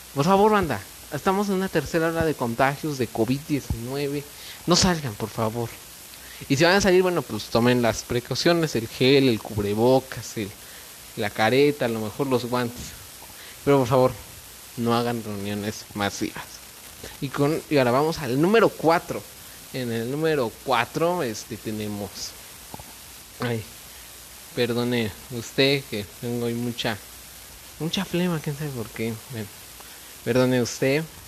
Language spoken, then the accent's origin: Spanish; Mexico; nosotros, como mexicanos, como hermanos que somos